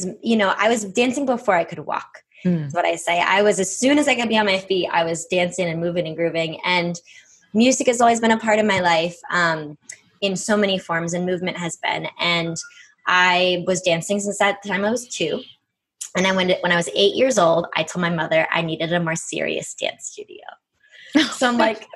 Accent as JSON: {"language": "English", "area": "right outside of Boston", "region": "Massachusetts", "country": "United States", "tie": "born or raised there", "said": "I grew up on the East Coast, you know, so I grew up right outside of Boston."}